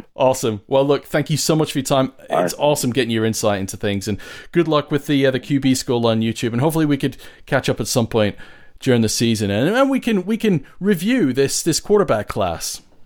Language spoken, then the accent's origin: English; Winnipeg, Manitoba, Canada; now in England, United Kingdom; I grew up in Canada and I learned playing Pop Warner football.